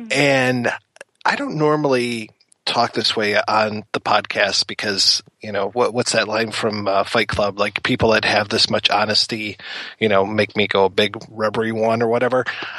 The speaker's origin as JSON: {"language": "English", "town": "Detroit", "region": "Michigan", "country": "United States", "tie": "born or raised there", "said": "growing up in Detroit, we get access to CBC"}